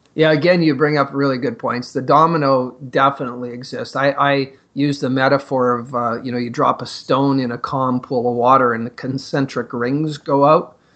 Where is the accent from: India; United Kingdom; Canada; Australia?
Canada; Northern Ontario; growing up in Northern Ontario in the mining communities